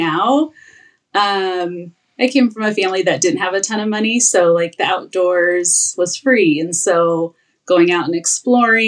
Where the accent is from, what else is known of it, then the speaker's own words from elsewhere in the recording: Arizona, United States; moved away as an adult; now in Idaho, United States; I'm from Arizona and moved to Idaho